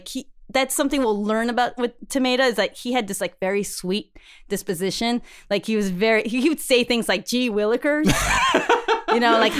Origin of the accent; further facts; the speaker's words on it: Queens, New York, United States; from Queens, you know